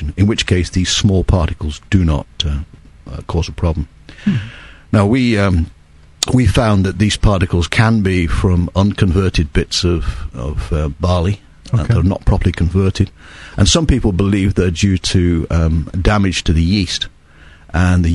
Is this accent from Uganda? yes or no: no; England, United Kingdom; being English brewers